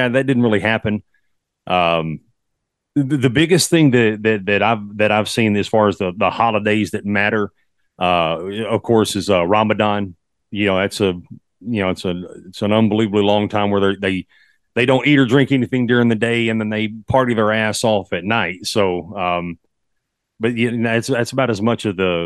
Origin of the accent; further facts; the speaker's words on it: Texas, United States; accent: Texas; fellow Texas boy